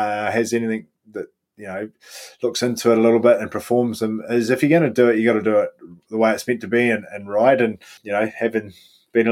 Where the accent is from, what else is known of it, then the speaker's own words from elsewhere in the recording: New Zealand; That always makes me proud as a Kiwi